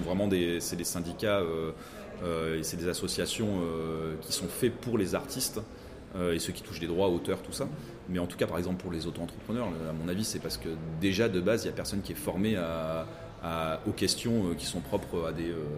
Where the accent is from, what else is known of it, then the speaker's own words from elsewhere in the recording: Menton, Provence-Alpes-Côte d'Azur, France; de Menton aussi de, de mon patelin